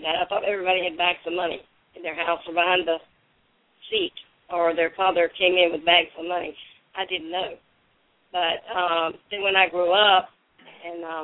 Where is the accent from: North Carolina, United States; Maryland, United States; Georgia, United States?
Georgia, United States; Dodge County, South; I grew up in the South, in South Georgia, Dodge County, South Georgia